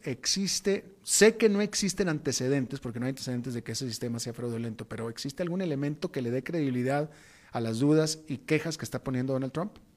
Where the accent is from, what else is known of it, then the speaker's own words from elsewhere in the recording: Mexico; moved away as an adult; also born or lived in Atlanta, United States; Yo soy mexicano